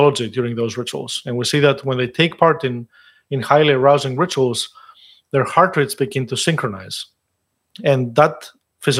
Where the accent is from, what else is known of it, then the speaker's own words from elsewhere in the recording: Greece; moved away; I grew up in Greece